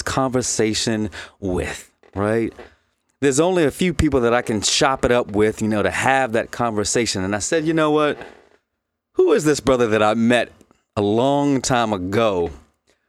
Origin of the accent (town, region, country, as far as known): Virginia Beach, Virginia, United States; born or raised there; moved away